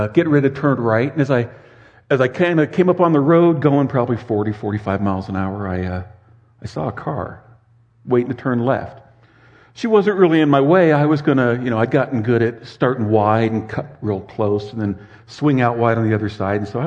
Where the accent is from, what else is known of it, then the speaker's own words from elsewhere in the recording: Southern California, United States; I was raised in Southern California in the shadow in the foothills of the Sierra Madre Mountains